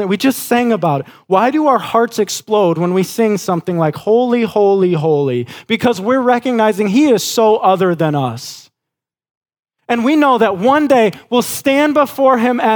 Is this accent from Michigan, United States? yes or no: yes; West Michigan, United States; Growing up in West Michigan, our family had a dairy farm